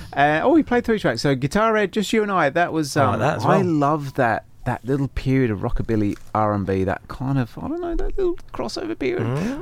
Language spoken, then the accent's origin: English; Brisbane, Queensland, Australia; We're from Brisbane, Australia, which is somewhere in the southern hemisphere.